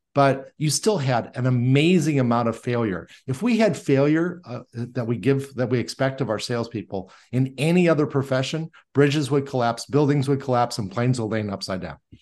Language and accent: English; Indiana, United States; I was born and raised in Indiana